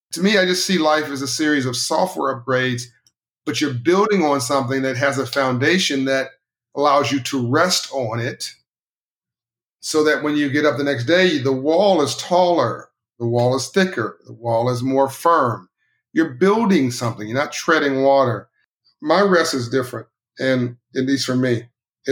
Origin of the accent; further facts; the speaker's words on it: Compton, California, United States; I grew up in Compton, California, South Central LA.